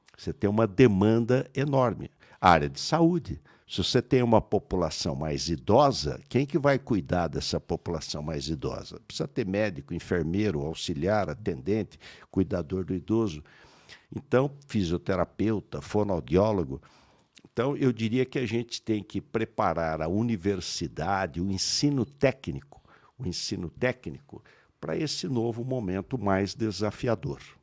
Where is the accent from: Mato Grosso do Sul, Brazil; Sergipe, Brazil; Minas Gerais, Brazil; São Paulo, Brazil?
São Paulo, Brazil; Pindamonhangaba; Eu nasci numa Santa Casa em Pindamonhangaba